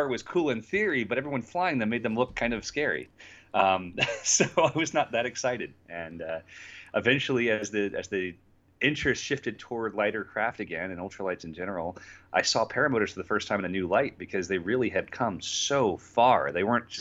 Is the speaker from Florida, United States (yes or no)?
yes; Florida, United States; I grew up here in Florida